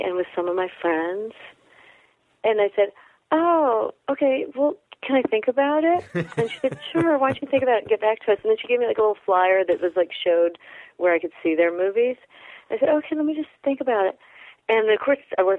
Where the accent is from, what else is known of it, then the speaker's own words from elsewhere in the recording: California, United States; I'm from California